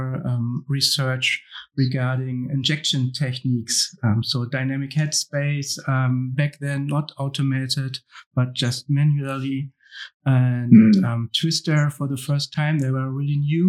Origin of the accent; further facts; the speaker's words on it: Hamburg, Germany; I was born and raised in Hamburg